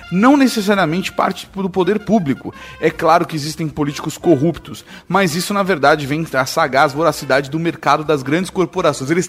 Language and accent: Portuguese; São Paulo, Brazil; Não, porque eu estou de, sou de São Paulo.